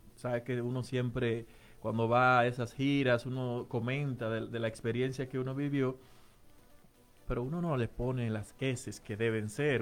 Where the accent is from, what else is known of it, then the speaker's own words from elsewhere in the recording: Navarrete, Santiago, Dominican Republic; now in Philadelphia, United States; yo soy de Navarrete.